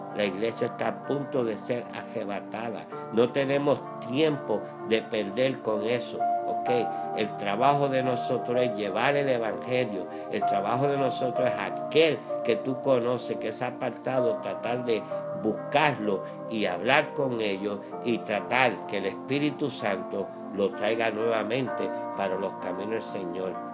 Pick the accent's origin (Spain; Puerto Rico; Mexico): Puerto Rico; como decimos en mi país, en Puerto Rico